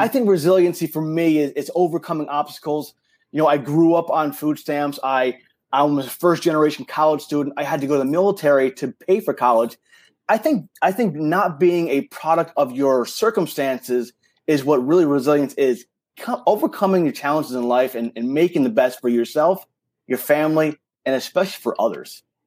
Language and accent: English; New York, United States; accent: New York; I grew up in New York, so I do talk fast.